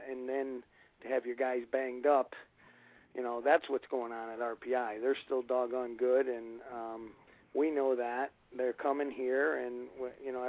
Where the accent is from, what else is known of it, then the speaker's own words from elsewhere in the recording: Lee, Massachusetts, United States; moved away; I'm from Lee. I went to Springfield College